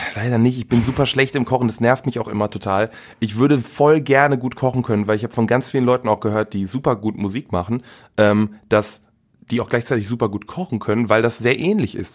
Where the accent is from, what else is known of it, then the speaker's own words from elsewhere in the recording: Velbert, North Rhine-Westphalia, Germany; also born or lived in Wuppertal; Aufgewachsen in Felbert. Äh, genau, und wohne immer noch da.